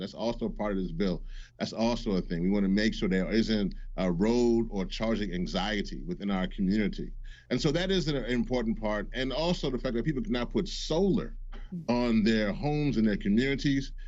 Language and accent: English; Louisiana, United States; also born or lived in Washington; I am from Louisiana. I'm from the Gulf Coast